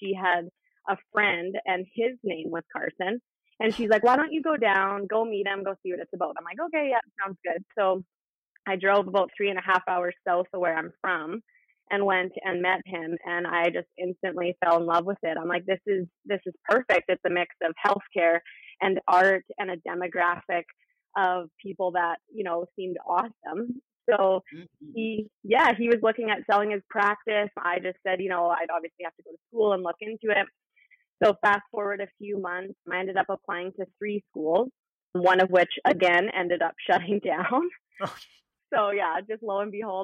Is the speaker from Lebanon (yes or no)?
no; Prince George, British Columbia, Canada; moved away as an adult; I made the jump back home. I'm from Prince George, so it was nice to be able to come back here